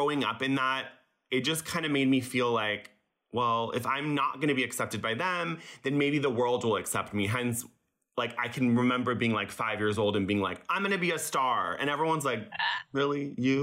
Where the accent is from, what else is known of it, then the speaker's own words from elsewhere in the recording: Laguna Beach, California, United States; English is a second language; I grew up in Laguna Beach